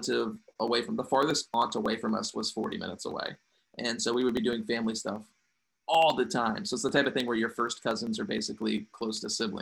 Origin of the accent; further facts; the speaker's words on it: Cartersville, Virginia, United States; also born or lived in Farmville, Virginia; Super religious household. Uh-huh. In Cartersville, Virginia, which is such a small place